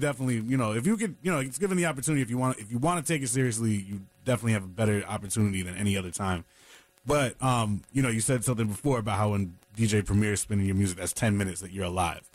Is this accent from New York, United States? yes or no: yes; New York City, New York, United States; now in North Carolina, United States; New York City, my hometown